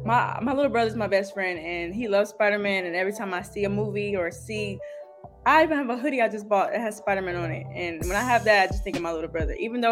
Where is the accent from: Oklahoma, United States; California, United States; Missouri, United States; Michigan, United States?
California, United States; Rancho Cucamonga; Rancho is easy. It's beautiful. It's laid back. It's a vibe, I would say. It's far from the city. It's not LA.